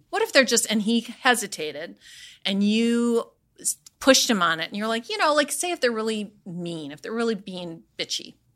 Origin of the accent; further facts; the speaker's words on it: Midwest, United States; living and growing up in the Midwest